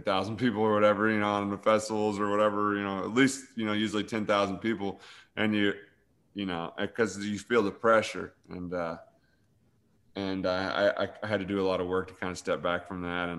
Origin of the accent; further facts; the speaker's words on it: Paris, Illinois, United States; I'm from Paris, Illinois, this little tiny town.